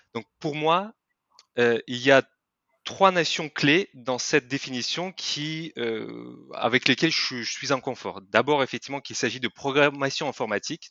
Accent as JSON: {"language": "French", "country": "Kyrgyzstan", "second_language": "French", "moved": "as an adult", "lives_now": "France", "said": "je ne suis pas français à la base. Je viens de Kirghizistan, c'est un petit pays en Asie centrale de l'ex-Union soviétique"}